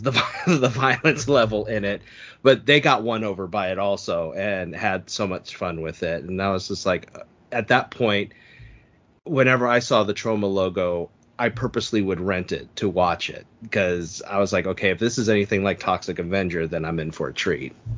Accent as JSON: {"language": "English", "area": "San Francisco Bay Area", "region": "California", "country": "United States", "tie": "born or raised there", "said": "I grew up in the San Francisco Bay Area"}